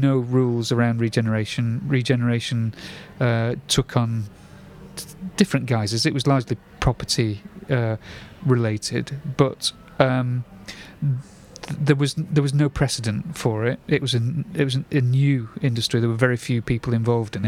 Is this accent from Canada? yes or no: no; Salford, North West England, United Kingdom; also born or lived in Bolton; now in Altrincham, United Kingdom; I was brought up in the posh part of Salford, Worsley, and made Altrincham my home when I finally left my parents' home when at the ripe old age of 26.